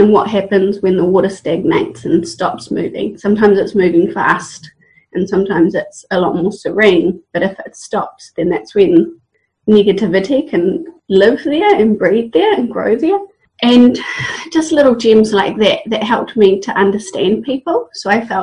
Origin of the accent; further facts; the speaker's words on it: Waipukurau, Hawke's Bay, New Zealand; moved away as an adult; also born or lived in Australia; now in Hawke's Bay, New Zealand; I was born and raised in Waipukuro in Hawke's Bay